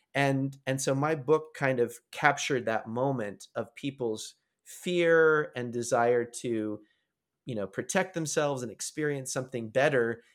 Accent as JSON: {"language": "English", "country": "United States", "tie": "born or raised there", "also_born_or_lived": "Canada", "moved": "as an adult", "said": "growing up in the United States"}